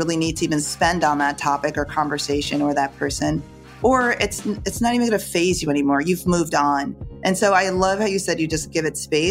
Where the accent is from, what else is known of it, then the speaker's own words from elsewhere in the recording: Jamaica; moved away; also born or lived in New York; I was born in Jamaica. I was born by the water